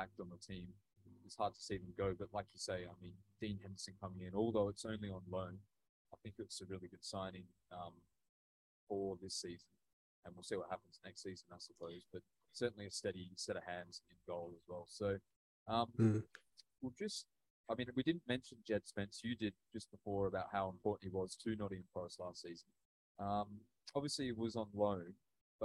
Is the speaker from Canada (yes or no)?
no; Australia; I'm from Australia